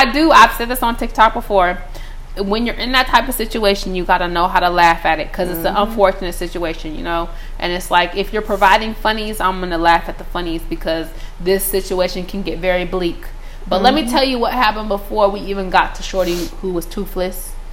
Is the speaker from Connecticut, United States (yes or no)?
no; Sacramento, California, United States; I'm from Sacramento